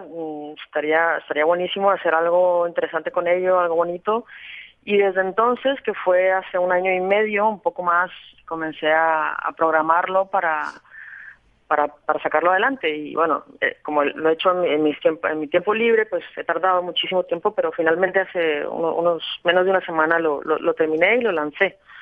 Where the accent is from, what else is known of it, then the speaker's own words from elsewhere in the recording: Colombia; yo soy colombiana, me siento colombiana y mi familia es colombiana